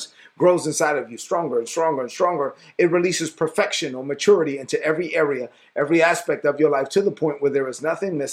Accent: New York City, New York, United States; I'm from Brooklyn. I just talk plain

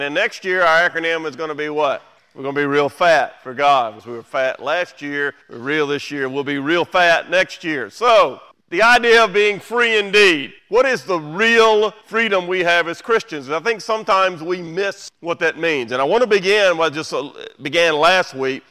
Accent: United States; We do live in the greatest country in the world. We're American

